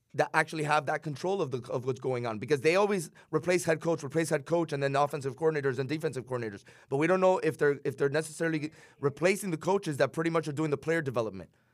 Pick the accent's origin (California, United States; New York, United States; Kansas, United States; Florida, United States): Florida, United States; Miami; accent: 305 twang